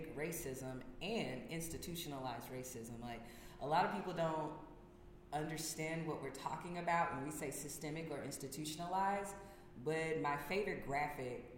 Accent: the South, United States; I'm coming from the South.

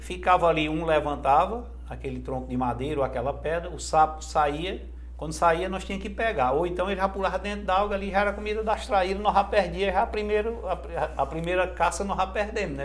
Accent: Jaguaretama, Ceará, Brazil; now in Fortaleza, Brazil; eu sou na cidade de Jaguaretama, fica a 230 quilômetros de, de Fortaleza. É, nasci num, num, num distritozinho lá que chama Angico

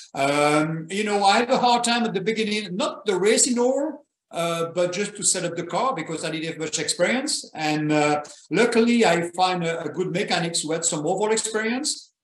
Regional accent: Belgium; moved away; I was born in Belgium

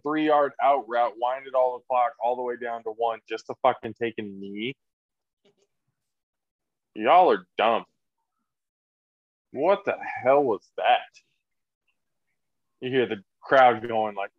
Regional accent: Texas, United States; Me being a Texan

